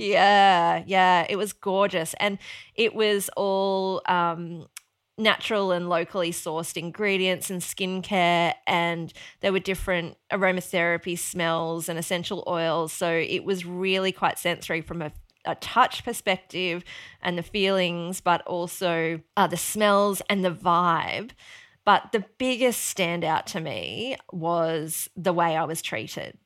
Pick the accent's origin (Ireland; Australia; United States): Australia; Mount Isa, Queensland; now in Sunshine Coast, Australia; growing up in Mount Isa